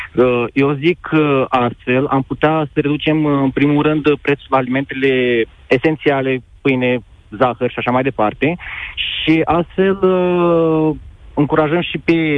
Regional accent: Moldova; Eu nu sunt uh, din uh, România, sunt din Republica Moldova

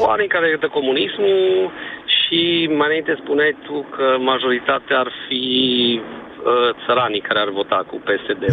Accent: Cluj-Napoca, Cluj County, Romania; te sunt din Cluj

